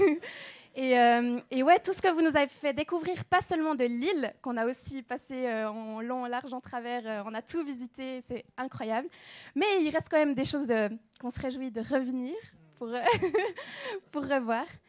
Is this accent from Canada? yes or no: no; Switzerland; moved away; on vient de Suisse